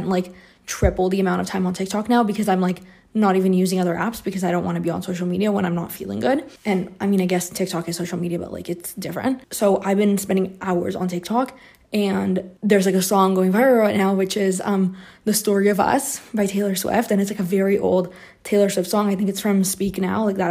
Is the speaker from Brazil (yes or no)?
yes; Brazil; moved away as an adult; now in Canada; I grew up in Brazil, so I've lived here my whole life, and the whole time that I lived here before I moved to Canada